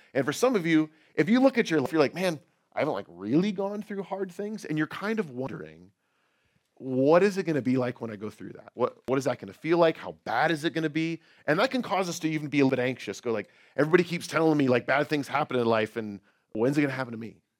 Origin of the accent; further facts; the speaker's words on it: outside of San Francisco, California, United States; moved away; I grew up right outside of San Francisco.